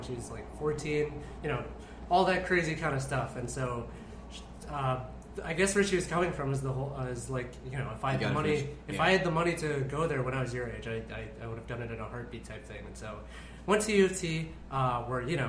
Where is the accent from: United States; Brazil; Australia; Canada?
Canada; Vancouver, British Columbia; also born or lived in Toronto; now in Philippines; I got into UBC, which is in my hometown of Vancouver